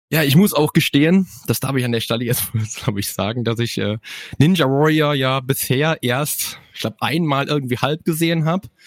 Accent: Cologne, North Rhine-Westphalia, Germany; Ist ja auch meine Heimatstadt, ne? Kölle ist ja sowieso meine

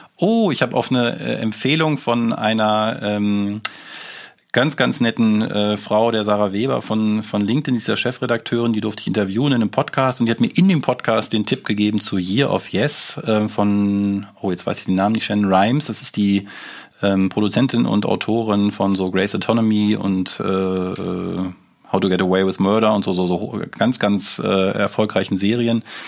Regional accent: Germany; wir als Deutsche

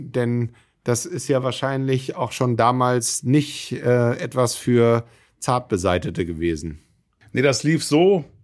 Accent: Hamburg, Germany; Ja, also als Hamburger Jung und überhaupt, wenn man sich für Segelschifffahrt interessiert, ist einem natürlich der Begriff Passat sehr geläufig

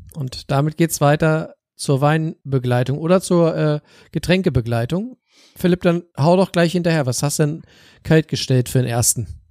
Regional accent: Northern Germany, Germany; bei uns in Norddeutschland

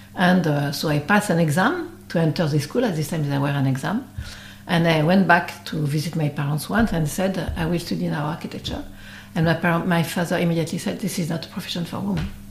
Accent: Brittany, France; English is a second language; I'm from Brittany

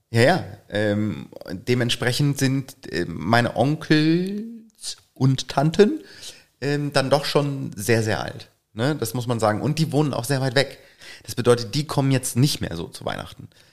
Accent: Northern Germany, Germany; bei uns im Norden

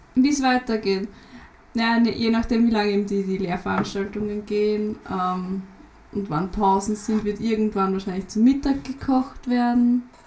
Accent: Lower Austria, Austria; Raum Wien ist gut eher ja, Niederösterreich

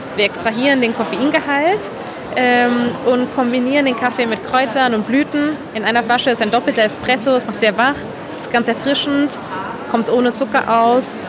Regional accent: Barcelona, Catalonia, Spain; moved away as an adult; now in Berlin, Germany; ich komme ursprünglich aus Barcelona, da bin ich geboren und aufgewachsen und dann ähm, irgendwie mit Mitte 20 in Berlin äh, gelandet

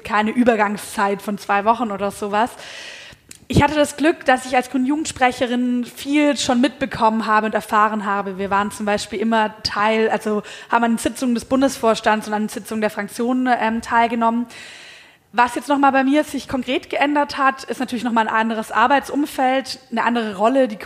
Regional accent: Baden-Württemberg, Germany; ich komme ursprünglich aus Baden-Württemberg

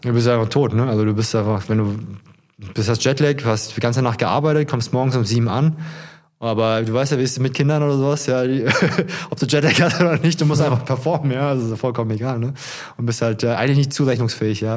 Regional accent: Ludwigsburg, Baden-Württemberg, Germany; moved away as an adult; also born or lived in Stuttgart / Frankfurt; now in Hesse, Germany; meine Heimatstadt, gerne ist das ja eigentlich Ludwigsburg oder Stuttgart vielmehr, ne? da habe okay. ich meinen größten Teil meines Lebens verbracht

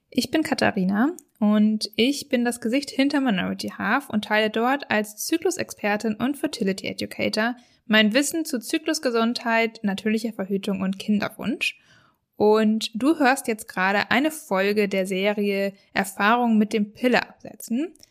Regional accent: Cologne, North Rhine-Westphalia, Germany; ich komme aus Köln, bin 22 Jahre alt

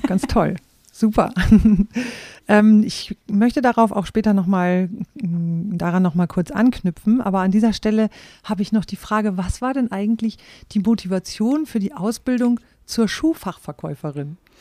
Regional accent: Rhauderfehn, Lower Saxony, Germany; Ich bin ja in Rauderfehn aufgewachsen

